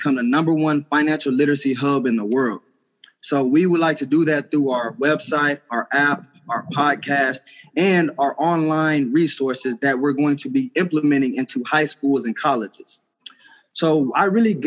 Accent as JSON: {"language": "English", "town": "Houston", "region": "Texas", "country": "United States", "tie": "born or raised there", "also_born_or_lived": "Knoxville, Tennessee", "moved": "as an adult", "said": "I was raised in Houston, Texas"}